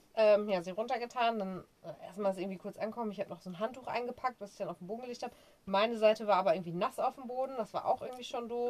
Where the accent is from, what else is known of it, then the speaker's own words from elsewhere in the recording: Germany; bei uns in Deutschland